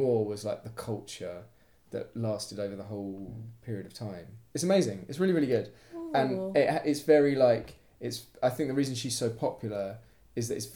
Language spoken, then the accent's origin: English; United Kingdom; as a British person